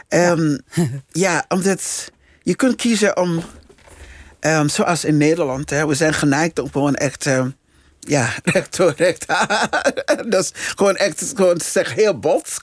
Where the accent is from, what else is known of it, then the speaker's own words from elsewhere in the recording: Liberia; Dutch is a second language; now in Netherlands; in het land waar ik geboren ben en eh, eh, deels opgegroeid ben